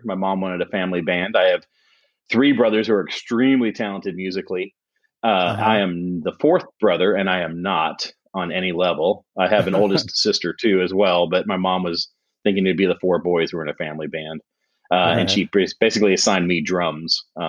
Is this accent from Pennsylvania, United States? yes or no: yes; York, Pennsylvania, United States; born there; I was born on the East Coast in York, Pennsylvania, so in the Northeast.